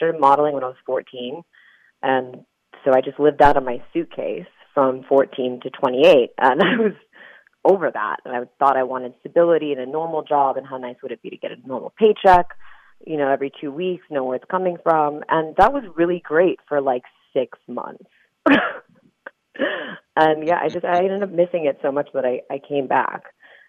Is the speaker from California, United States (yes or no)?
yes; San Diego, California, United States; also born or lived in Chula Vista / Spring Valley / Utah; I'm originally from San Diego. I was born in Chula Vista, and I lived in Spring Valley, which is like south side of San Diego.